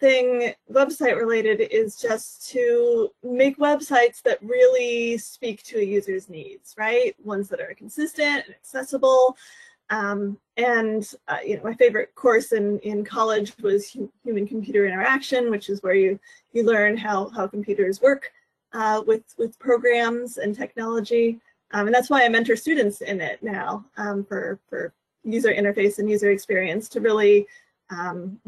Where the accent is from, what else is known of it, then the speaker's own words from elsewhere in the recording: Northern Virginia, United States; also born or lived in Papua New Guinea; I grew up in Northern Virginia, and that's where I live now.